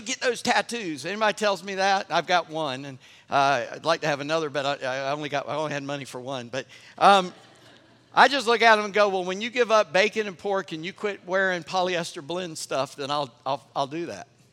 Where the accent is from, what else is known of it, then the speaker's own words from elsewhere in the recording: North Charleston, South Carolina, United States; I grew up in North Charleston